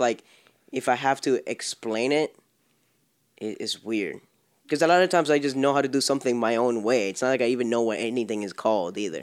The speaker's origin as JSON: {"language": "English", "town": "Miami", "region": "Florida", "country": "United States", "said": "I'm from Miami"}